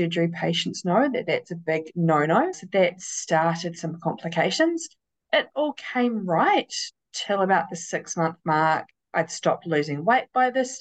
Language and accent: English; Christchurch, Canterbury, New Zealand; I am 42 from Christchurch, New Zealand